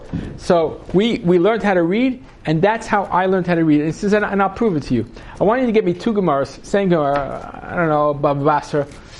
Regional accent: Yemen; Sarna is in Yemen, and we grew up in Yemen, and we were very, very poor

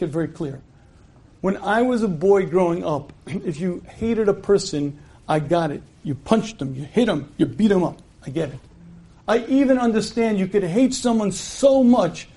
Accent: United States; When I was a kid growing up in the United States of America

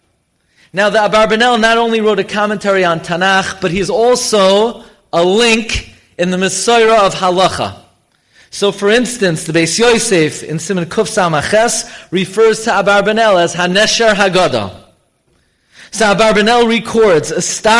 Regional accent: New York City, New York, United States; I grew up here in Flatbush

